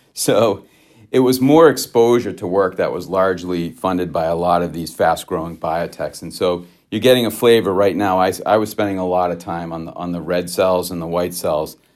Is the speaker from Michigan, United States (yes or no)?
no; Grafton, Massachusetts, United States; also born or lived in Worcester, Massachusetts; I was born in Worcester, Massachusetts, uh, and raised in a small town right south of Worcester called, uh, called Grafton, Massachusetts.